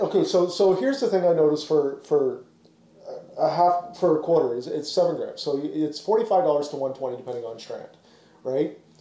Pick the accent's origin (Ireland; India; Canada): Canada; also born or lived in Ontario; as a Canadian